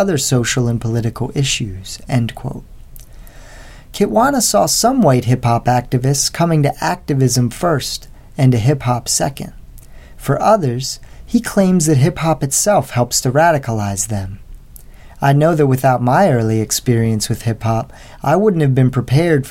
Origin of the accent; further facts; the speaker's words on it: West Chester, Pennsylvania, United States; I'm teaching back in the same town where I went to high school, about a 45-minute drive from Philly